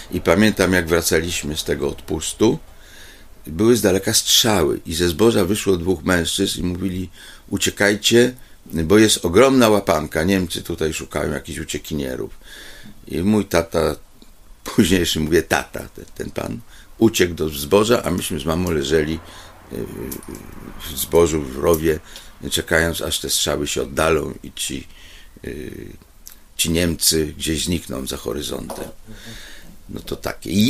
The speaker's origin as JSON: {"language": "Polish", "town": "Kraków", "region": "Lesser Poland", "country": "Poland", "tie": "born there", "also_born_or_lived": "Łaziska", "said": "ja się jakby urodziłem się w Krakowie, bo była klinika y, y, taka, gdzie mnie zawieź, zawiózł ojciec mamę, żeby urodziła u porządnego lekarza"}